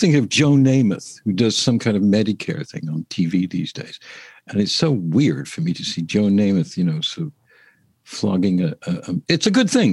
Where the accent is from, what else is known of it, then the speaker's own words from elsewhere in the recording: England, United Kingdom; I'm English